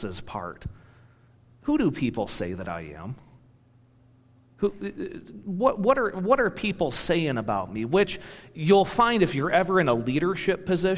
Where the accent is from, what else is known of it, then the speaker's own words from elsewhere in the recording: Michigan, United States; moved away as an adult; also born or lived in Indiana; now in Wisconsin, United States; growing up in Michigan and going to school in Indiana